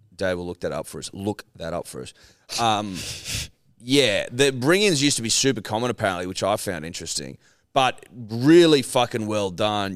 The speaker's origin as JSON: {"language": "English", "town": "Dubbo", "region": "New South Wales", "country": "Australia", "said": "I'm from Dubbo"}